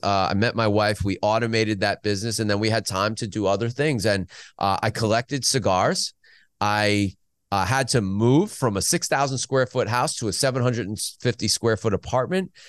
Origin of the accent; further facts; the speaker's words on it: United States; Growing up in the New York region, f, Pennsylvania